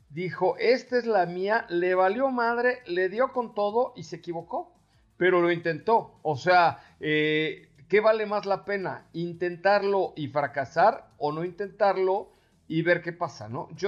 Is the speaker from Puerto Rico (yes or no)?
no; Yucatán, Mexico; pero no es interpretación de Cucho porque soy yucateco.